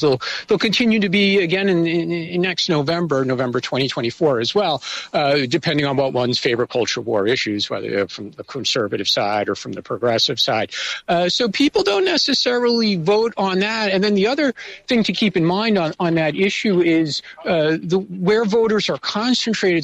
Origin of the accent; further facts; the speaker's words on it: United States; now in Taiwan; speaking as an American